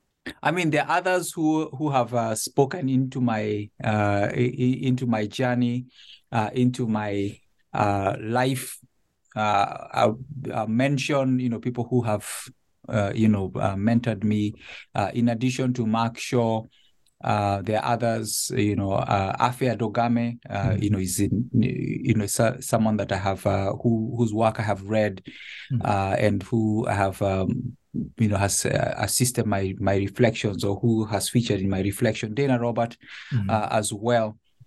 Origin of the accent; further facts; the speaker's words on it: Nairobi, Kenya; now in Connecticut, United States; I was born and raised in Nairobi. My family lived there until this transition to Connecticut. And I was initially raised an Anglican in Nairobi